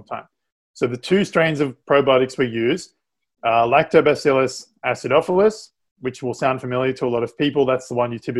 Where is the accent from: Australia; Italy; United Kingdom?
Australia; moved away; I'm from Australia